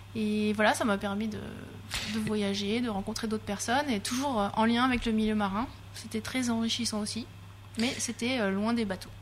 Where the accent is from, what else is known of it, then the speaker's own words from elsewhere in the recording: Lorraine, Grand Est, France; moved away as an adult; also born or lived in Rennes; Moi, je viens de Lorraine